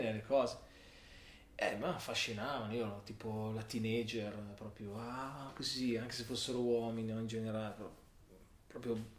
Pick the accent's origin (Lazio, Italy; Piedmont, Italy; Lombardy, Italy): Lombardy, Italy; Milan; a Milano. Cultura non particolarmente milanese, avendo genitori del sud, quindi mi sento...